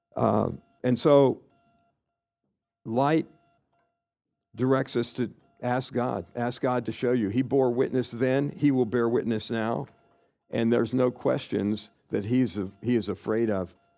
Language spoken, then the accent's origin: English; Kansas, United States; I grew up in Kansas